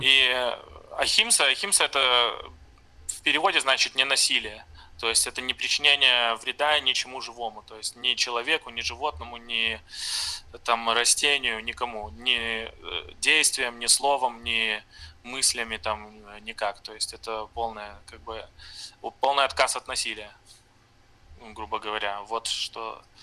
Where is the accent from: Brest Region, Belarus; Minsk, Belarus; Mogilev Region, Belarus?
Brest Region, Belarus; Brest; moved away as an adult; now in Novorossiysk, Russia; я из Бреста, из э, Беларуси